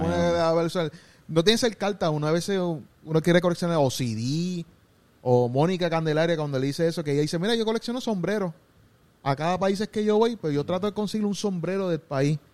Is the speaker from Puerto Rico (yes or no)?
yes; Gurabo, Puerto Rico; yo soy de Gurabo, pero soy en Cagua